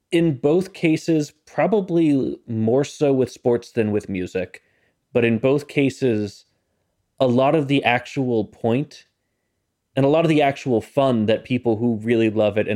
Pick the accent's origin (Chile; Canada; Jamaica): Canada; Look, I'm Canadian.